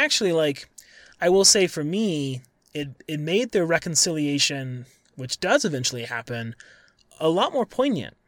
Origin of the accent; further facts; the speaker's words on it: Colorado, United States; also born or lived in Syracuse; I'm from Colorado, I live in Colorado now